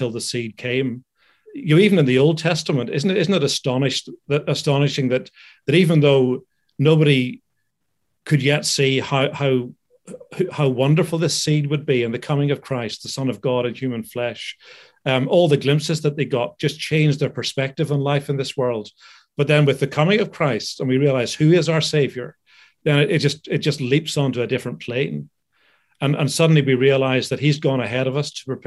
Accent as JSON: {"language": "English", "country": "United Kingdom", "also_born_or_lived": "Philadelphia, United States", "said": "I'm a British citizen"}